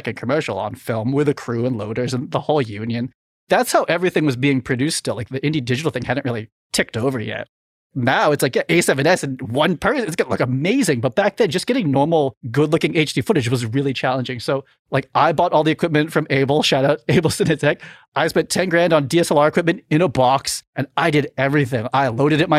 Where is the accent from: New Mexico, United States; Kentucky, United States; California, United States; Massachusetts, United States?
Massachusetts, United States; Boston; moved away; I was from Boston and living in Boston